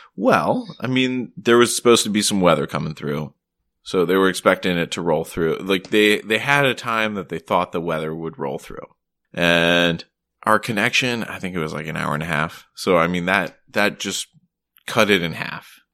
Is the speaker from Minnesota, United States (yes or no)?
no; Maryland, United States; also born or lived in Vermont; now in Boston, United States; I'm actually originally from Maryland